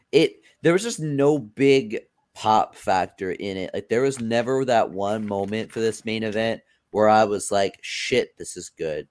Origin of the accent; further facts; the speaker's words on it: the South, United States; accent: Southern; Well, I'm from the South, so that's my accent.